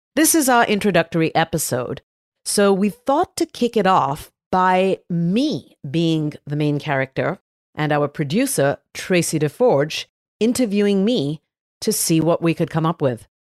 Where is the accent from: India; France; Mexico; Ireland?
India; Mumbai, Maharashtra; now in San Francisco, United States; Yes, I was born in Bombay, which most people know as Mumbai. It is Mumbai, but we grew up calling it Bombay.